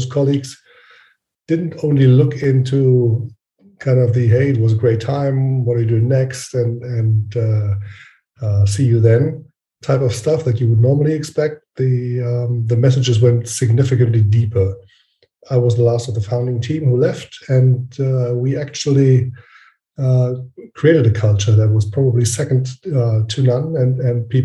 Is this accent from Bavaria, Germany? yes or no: no; Frankfurt, Hesse, Germany; I'm from Frankfurt, Germany.